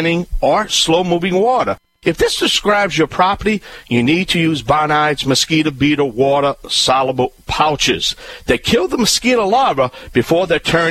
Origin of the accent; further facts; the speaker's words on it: Cajun, Louisiana, United States; I'm the Cajun Man